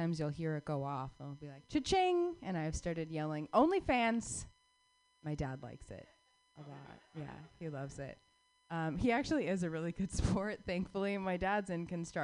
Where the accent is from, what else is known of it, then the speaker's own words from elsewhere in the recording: Phoenix, Arizona, United States; I was born and raised in Phoenix, Arizona